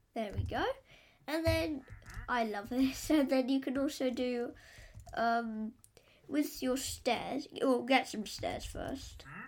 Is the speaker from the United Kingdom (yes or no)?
yes; England, United Kingdom; I'm English.